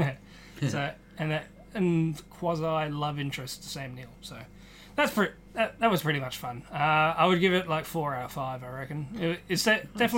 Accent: Australia; I'm Australian

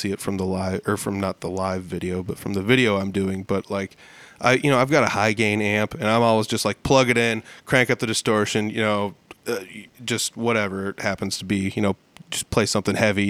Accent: Humboldt, Iowa, United States; I grew up in Humboldt and there were a lot of people here who played music

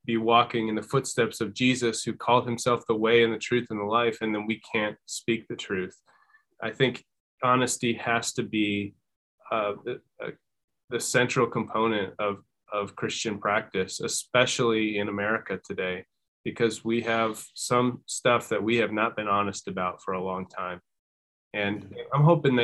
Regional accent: Minnesota, United States; I grew up in Minnesota

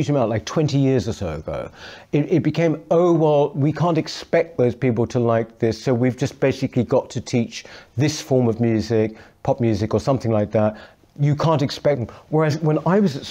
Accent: London, United Kingdom; I'm a Londoner as well.

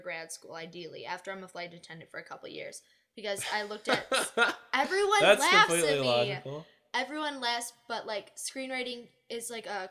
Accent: Farmington Hills, Michigan, United States; Farmington Hills?

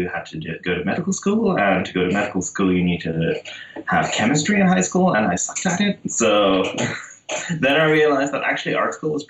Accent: Netherlands; English is a second language; moved away as an adult; now in United States; I moved to the U.S. in 2010.

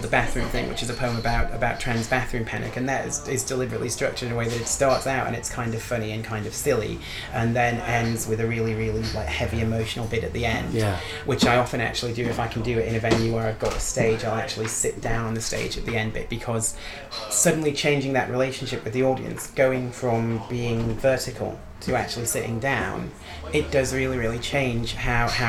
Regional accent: Newcastle upon Tyne, North East England, United Kingdom; I'm from Newcastle

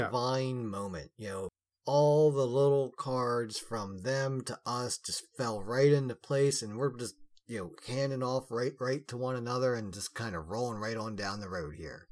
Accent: United States; we are all American

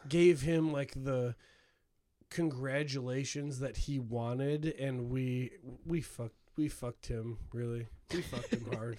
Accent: Hammond, United States; I grew up in Hammond

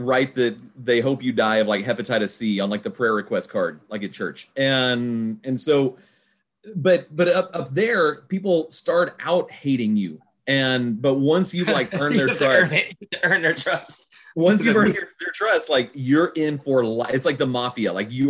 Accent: Houston, Texas, United States; moved away; also born or lived in upstate New York; I'm from Houston, my wife's from Houston.

